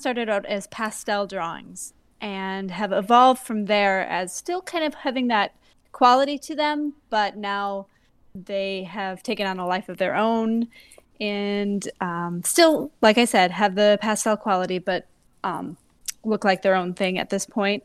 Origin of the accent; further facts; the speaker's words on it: Madison, Wisconsin, United States; moved away as an adult; now in Providence, United States; I am from Madison, Wisconsin, bought a recent transplant from twenty fifteen to the Providence, Rhode Island area